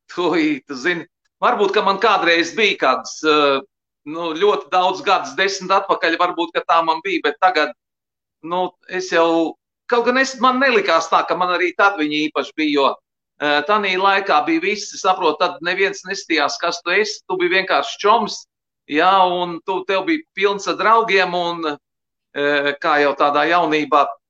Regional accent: Liepāja, Kurzeme, Latvia; es mācījos Liepājas Emīļa Melngaļa muzikas skolā

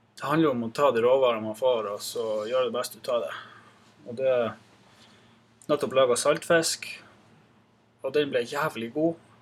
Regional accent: Gamnes, Troms, Norway; also born or lived in Reinøya; Så jeg er født og oppvokst her på Gamnes

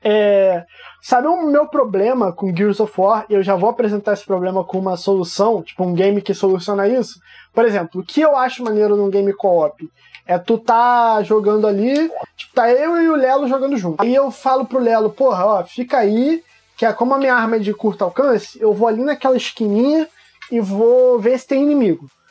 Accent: São João de Meriti, Rio de Janeiro, Brazil; eu sou também de São João do Meriti, não é pequeno, mas é afastado.

